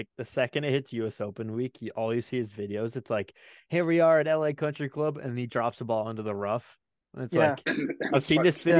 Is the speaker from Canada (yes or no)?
yes; Canada; We're Canadian lefties.